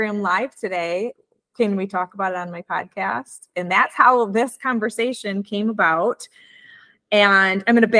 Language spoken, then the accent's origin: English; Midwest, United States; accent: Midwestern; my Midwestern accent